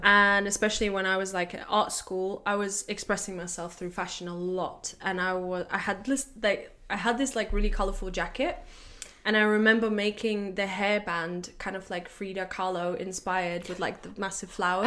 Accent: Latvia; moved away as an adult; now in London, United Kingdom; I'm from Latvia

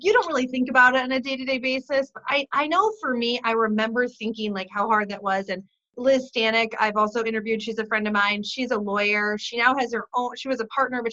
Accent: Michigan, United States; I'm from Michigan

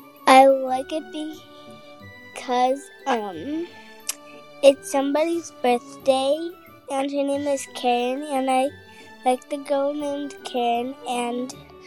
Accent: California, United States; I am 6 years old, and I came from California

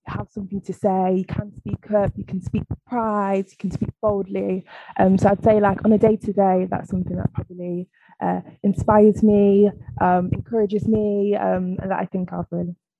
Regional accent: Nottingham, East Midlands, United Kingdom; also born or lived in East London; now in London, United Kingdom; from the Midlands. I'm from Nottingham.

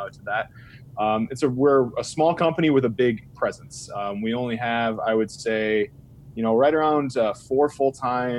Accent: Illinois, United States; also born or lived in Dixon, Illinois; So I'm from Illinois. I'm from a small town in Illinois. I live in Dixon, Illinois

